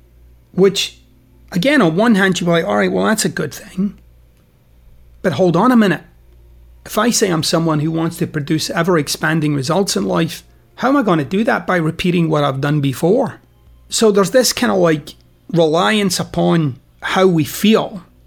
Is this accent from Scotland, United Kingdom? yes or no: yes; Scotland, United Kingdom; You know, I'm Scottish. I'm particularly dour, actually, as a human being, I would say.